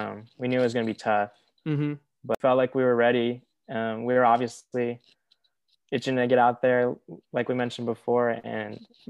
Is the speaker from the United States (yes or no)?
yes; San Diego, California, United States; I was born and raised in San Diego.